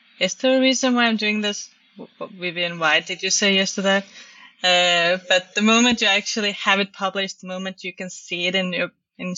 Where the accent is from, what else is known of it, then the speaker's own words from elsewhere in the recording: Estonia; now in Denmark; I'm originally from Estonia.